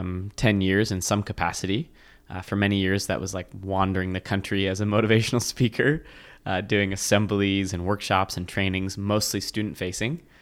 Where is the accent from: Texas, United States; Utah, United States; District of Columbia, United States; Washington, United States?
Washington, United States; I grew up mostly in Washington State